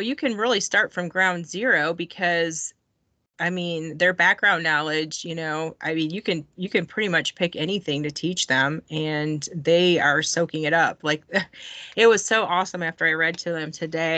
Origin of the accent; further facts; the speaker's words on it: Michigan, United States; moved away as an adult; now in Georgia, United States; I've only been in Georgia for 7 years. And so I kept going back to Michigan and I'm from Michigan